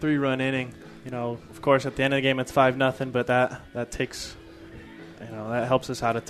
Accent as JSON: {"language": "English", "region": "Southern California", "country": "United States", "said": "I'm from Southern California, so that heat, I'm used to it"}